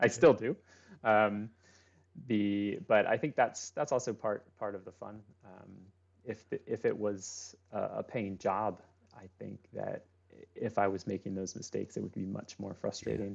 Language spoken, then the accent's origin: English; Lancaster, Pennsylvania, United States; moved away as an adult; also born or lived in Annapolis, Maryland / Wilmington, Delaware; I grew up in, uh, in the Northeast, um, so I lived in Annapolis for a while. I lived in, uh, Lancaster, Pennsylvania